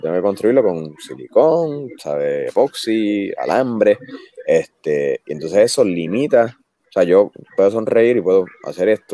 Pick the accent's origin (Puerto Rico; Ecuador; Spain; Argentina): Puerto Rico; como somos nosotros los puertorriqueños con nosotros mismos